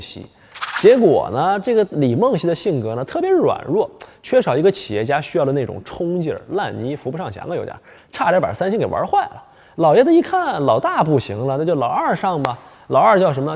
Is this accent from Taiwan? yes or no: no; Northeast China, China; 我们东北老家呢，冬天特别冷，土豆、萝卜、白菜老三样儿